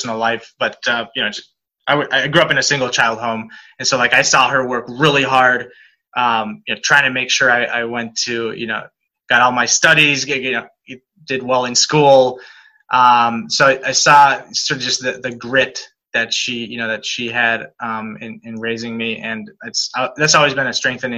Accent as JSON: {"language": "English", "country": "Spain", "tie": "born or raised there", "moved": "yes", "lives_now": "United States", "said": "I'm actually born and raised in Spain. Been in the US for most of my life now"}